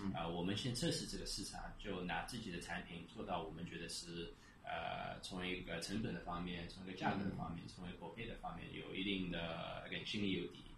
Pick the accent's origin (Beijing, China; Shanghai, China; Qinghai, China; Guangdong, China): Shanghai, China; 我我我一是觉得我我们上海人是东方的犹太人，